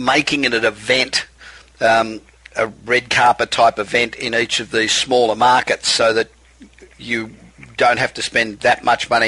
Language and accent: English; Australia; moved away as an adult; I'm an Aussie